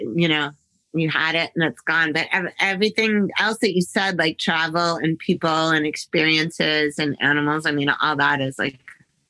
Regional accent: Middletown, Connecticut, United States; also born or lived in Northfield, Massachusetts; now in Hollywood, United States; I grew up there in Middletown, Connecticut, and then in Northfield, Massachusetts.

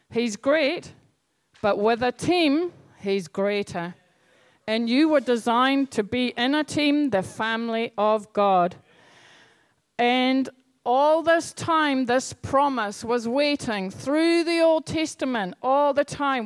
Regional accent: Scotland, United Kingdom; moved away; I grew up in Scotland

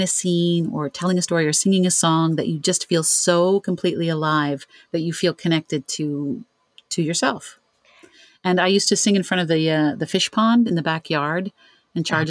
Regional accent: Ontario, Canada; I'm from Canada, from Ontario.

